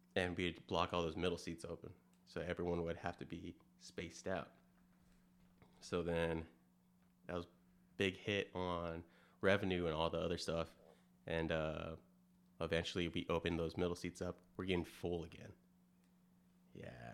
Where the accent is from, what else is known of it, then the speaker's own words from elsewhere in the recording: California, United States; moved away; originally I'm from California, moved here in two thousand six